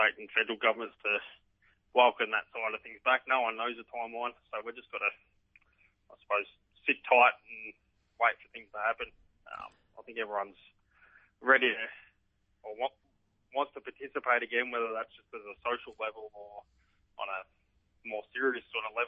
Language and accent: English; Warrnambool, Victoria, Australia; also born or lived in Melbourne; now in Warrnambool, Australia; I grew up in Warrnambool and moved to Melbourne.